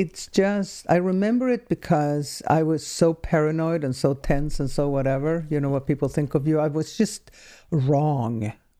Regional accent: Ängelholm, Skåne, Sweden; moved away as an adult; now in San Francisco, United States; When I was born. Yes. Southern Sweden, something called Ängelholm.

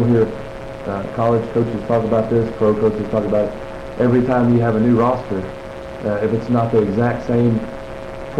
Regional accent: Brady, Texas, United States; growing up in Brady

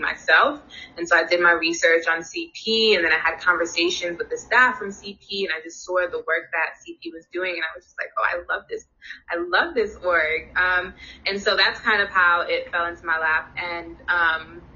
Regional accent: New York City, New York, United States; also born or lived in New Hampshire / Buffalo, New York / Washington, D.C.; I'm also born and raised in Brooklyn, New York.

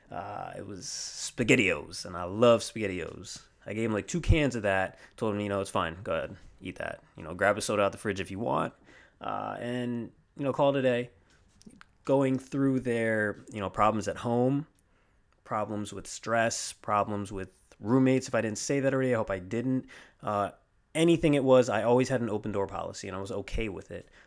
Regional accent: Riverside, California, United States; I'm originally from the West Coast, uh, Riverside, California to be exact, and I am on the East Coast now. I'm a military child, so uh, we're out here for now.

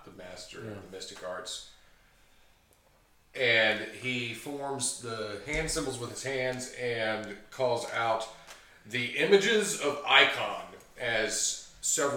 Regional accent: the South, United States; I'm from the South

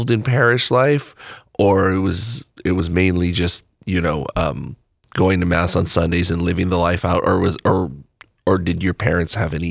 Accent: Hawaii, United States; now in Houston, United States; I grew up in Hawaii.

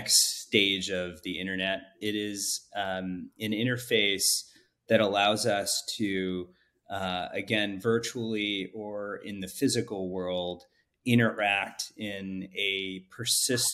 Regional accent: Houston, Texas, United States; moved away as an adult; also born or lived in India / Illinois / Madrid / Paris; Grew up in the United States in Houston

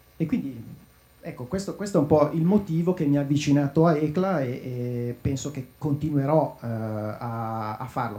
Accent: Lecco, Lombardy, Italy; io sono di Lecco

